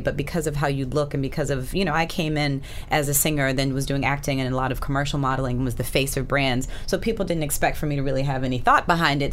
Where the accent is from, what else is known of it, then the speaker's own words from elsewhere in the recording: Alabama, United States; moved away; also born or lived in Boston; I again grew up in Alabama. I was born in Boston